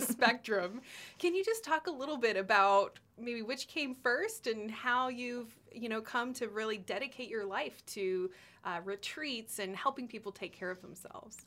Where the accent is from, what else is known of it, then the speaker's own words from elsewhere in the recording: Austin, Texas, United States; I grew up in Austin